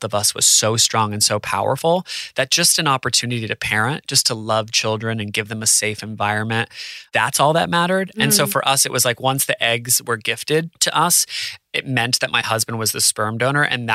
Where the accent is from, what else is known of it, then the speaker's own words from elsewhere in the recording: New Hampshire, United States; moved away as an adult; also born or lived in New York / Los Angeles; now in Australia; I'm from New Hampshire